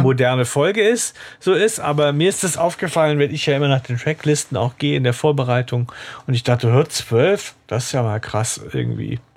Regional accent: Southern Germany, Germany; moved away; ich komme ja ursprünglich aus Süddeutschland

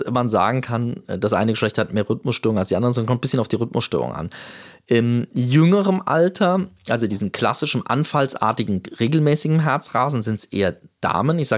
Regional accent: Munich, Bavaria, Germany; now in Essen, Germany; ich bin ja aus München nach Essen gekommen

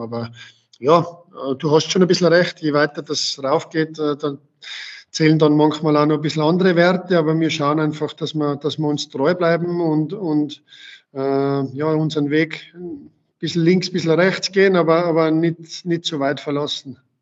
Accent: Tyrol, Austria; moved away as an adult; now in Waltenschwil, Switzerland; nach Tirol zurückzugehen, in meine Heimat

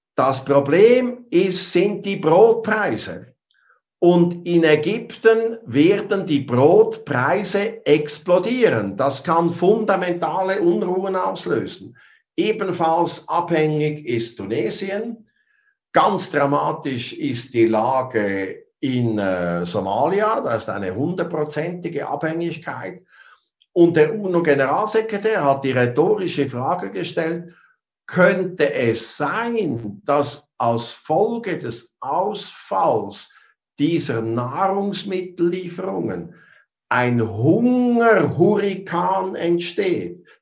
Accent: Switzerland; ich bin Schweizer.

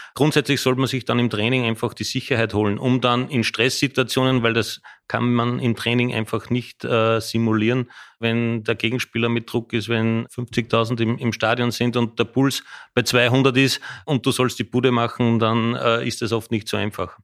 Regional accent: Austria; moved away as an adult; now in Frankfurt, Germany; als Österreicher

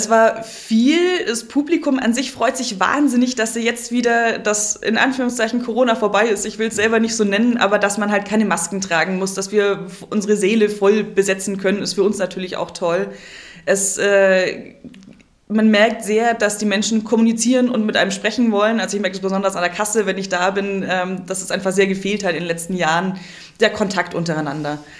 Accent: Kempten, Bavaria, Germany; also born or lived in Munich; now in Memmingen, Germany; Aus Kempten. Ich bin tiefste Allgäuerin, in Kempten geboren, aufgewachsen, bin nie aus Bayern rausgekommen, weil ich dann nach München gezogen bin und jetzt wieder so halb im Allgäu zurück.

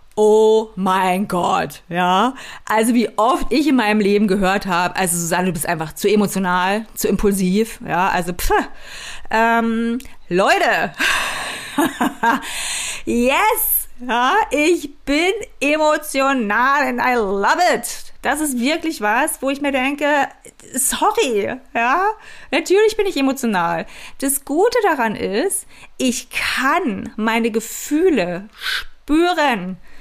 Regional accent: East Germany, Germany; ich bin in der DDR aufgewachsen

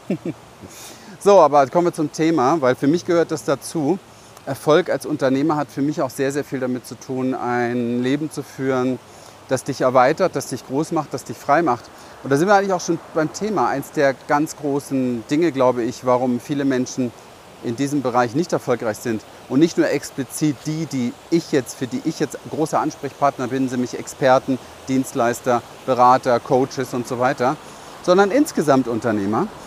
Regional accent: Berlin, Germany; ich bin in Berlin aufgewachsen, im Hinterhof

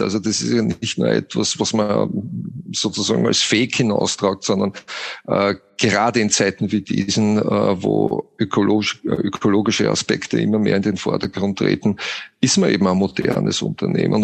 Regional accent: Austria; wie man hört, bin ich ja Österreicher.

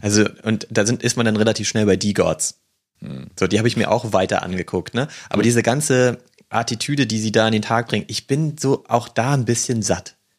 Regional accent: the North, Northern Germany, Germany; bei uns im Norden

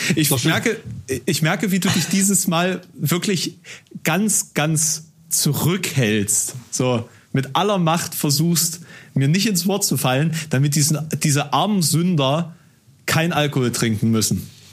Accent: a village near Halle, Saxony-Anhalt, Germany; now in Halle, Germany; in meinem Heimatort, ähm, das ist ein Dorf hier in der Nähe

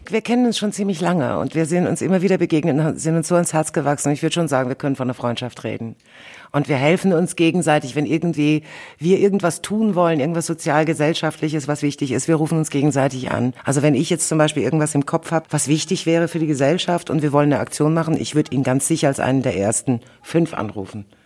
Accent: Germany; also born or lived in Soviet Union (born); ich kam mit fünf Jahren nach Deutschland

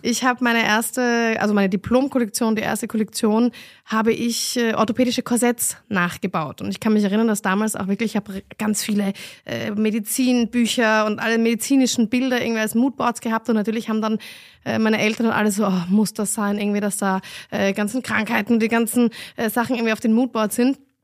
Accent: Vienna, Austria; moved away as an adult; now in Berlin, Germany; ich bin Wienerin

